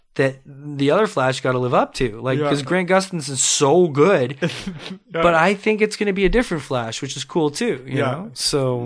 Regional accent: Canada; I'm Canadian anyways. I should be proud of that, right?

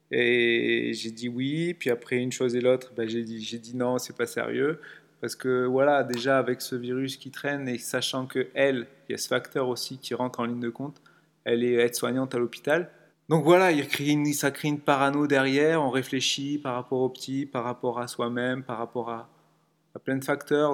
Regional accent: Nice, Provence-Alpes-Côte d'Azur, France; je suis de Nice, j'ai 36 ans

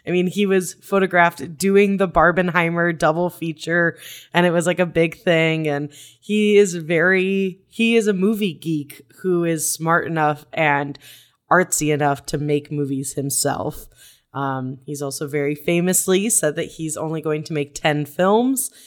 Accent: Arizona, United States; growing up in Arizona where you need to be inside all the time

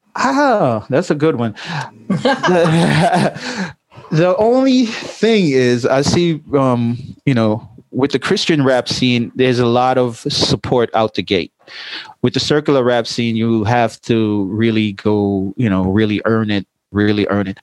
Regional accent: New York, United States; I grew up in New York

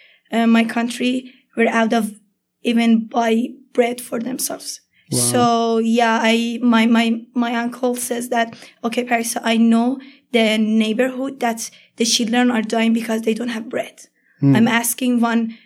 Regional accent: Iran; English is a second language; moved away as an adult; I'm from Iran

